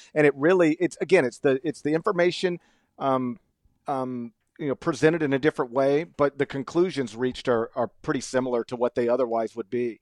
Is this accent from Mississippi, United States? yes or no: yes; Mississippi, United States; as a Mississippian